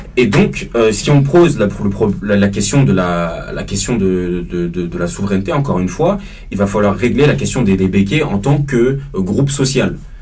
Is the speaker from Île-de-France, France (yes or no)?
yes; Paris suburbs, Île-de-France, France; born or raised there